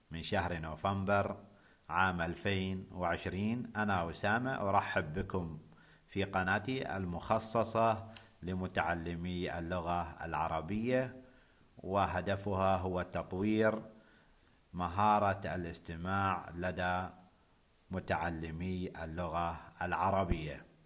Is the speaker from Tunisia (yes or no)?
no; Oman; قبل أن نتحدث عن الضيافة عندنا في بلدي عمان آه، الضيافة العمانية سوف أتحدث عن المنزل العماني